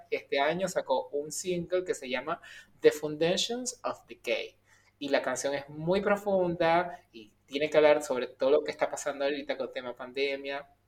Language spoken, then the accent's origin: Spanish; Venezuela; nosotros como venezolanos le echamos pierna a todo y en las adversidades siempre salimos adelante